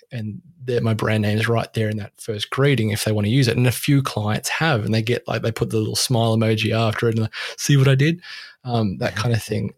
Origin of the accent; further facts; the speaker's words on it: Australia; I'm Australian